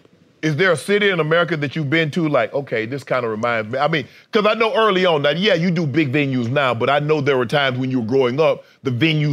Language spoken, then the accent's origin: English; rural South Georgia, United States; I'm from the South South. Yeah, rural South Georgia.